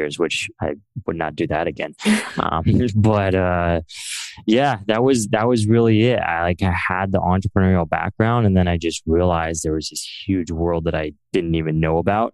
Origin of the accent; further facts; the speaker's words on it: Central Valley of California, United States; I grew up in the Central Valley of California, which is pretty non-technical.